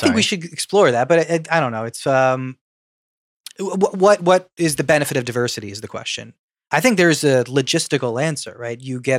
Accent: United States; I, as an American, don't want to see.

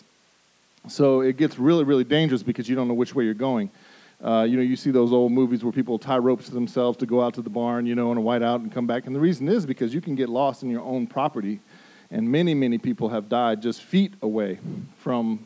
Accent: Denver, Colorado, United States; moved away; I grew up in Denver, Colorado

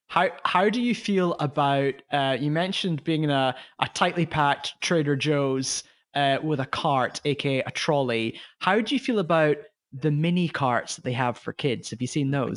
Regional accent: United Kingdom; as a British person

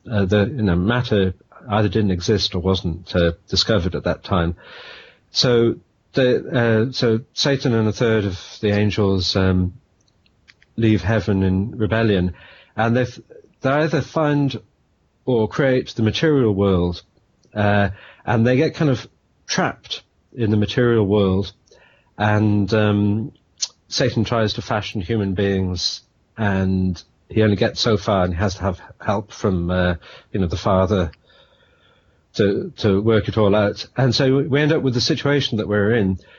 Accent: Wales, United Kingdom; moved away as an adult; also born or lived in London / California; now in Dublin, Ireland; I'm from Wales, live in Dublin now, married to an Irish woman, and I've lived in and around London for 10 years as well, and in California for 10 years

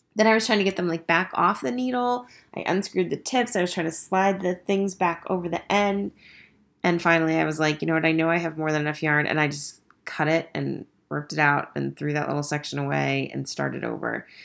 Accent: Estes Park, Colorado, United States; my hometown

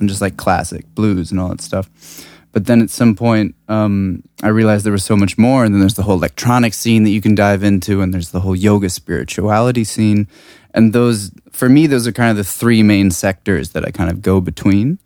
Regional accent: Washington, District of Columbia, United States; moved away as an adult; also born or lived in California / Prague / London; now in Berlin, Germany; I grew up on the East Coast

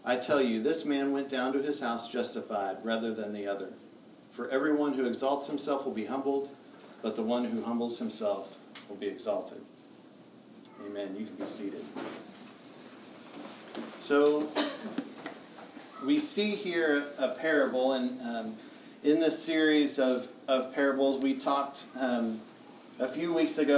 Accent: United States; I'm an American

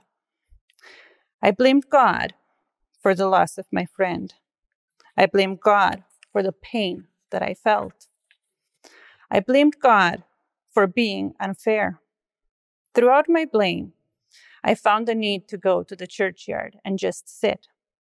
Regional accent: Brașov, Brașov County, Romania; moved away; I was born in Brasov, Romania. It is located in the historical region of Transylvania. To me, it is the most beautiful city

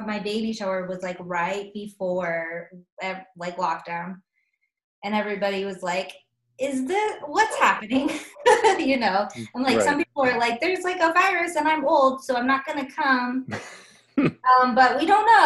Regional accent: Nebraska, United States; also born or lived in Northwest Missouri; now in Kansas City, United States; I'm from Nebraska.

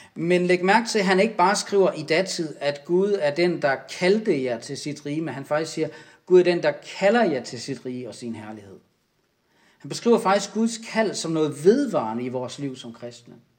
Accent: Denmark

